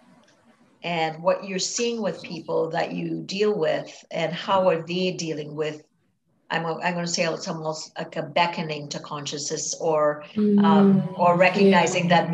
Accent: Trinidad & Tobago; I grew up in Trinidad and Tobago in the Caribbean

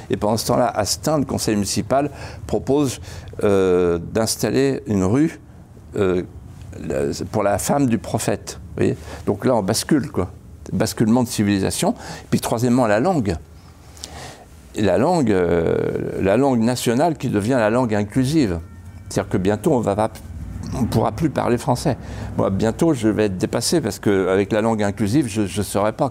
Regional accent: Vendée, Pays de la Loire, France; Quand j'étais petit, avec mon père et ma mère, dans la deux chevaux, on, partait de chez moi à la Bralière et on allait au Mont des Alouettes, qui était notre Everest à nous, 250 mètres de haut. Et pour aller au Mont des Alouettes, il fallait traverser un carrefour célèbre en Vendée

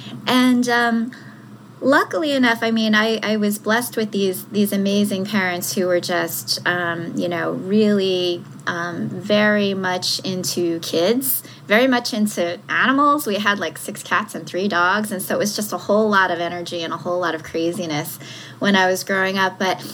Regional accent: South Korea; born there; when I was first born and shortly after that, I was born in South Korea. And I was abandoned.

